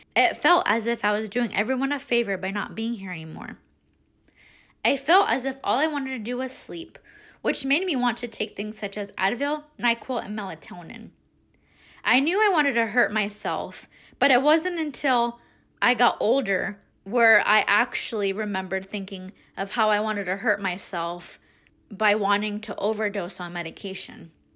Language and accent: English; Des Moines, Iowa, United States; I was born and raised in Des Moines